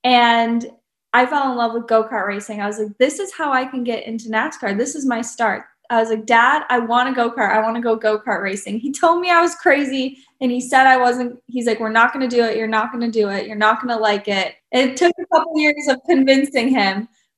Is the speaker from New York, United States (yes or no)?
no; Eagle River, Wisconsin, United States; born or raised there